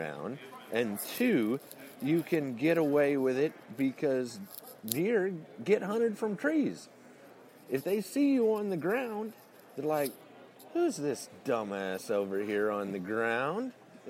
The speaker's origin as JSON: {"language": "English", "region": "Illinois", "country": "United States", "said": "I'm actually from Central Illinois. I've never really pretended to be from Texas."}